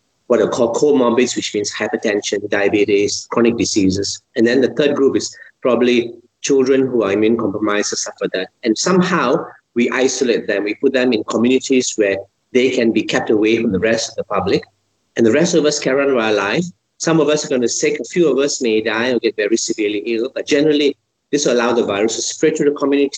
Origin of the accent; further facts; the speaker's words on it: Malaysia; I'm a Malaysian